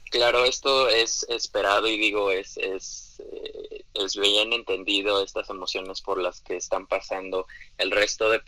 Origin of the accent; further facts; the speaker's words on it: Mexico; las características primeramente como población mexicana sabemos muy bien que hay un alto índice de obesidad